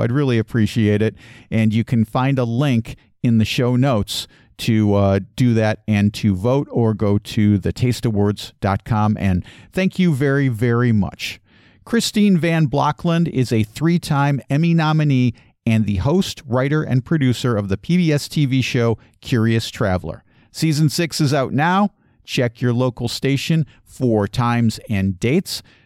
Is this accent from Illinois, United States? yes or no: yes; Chicago, Illinois, United States; I grew up in, uh, Chicagoland. I consider Chicago to be my hometown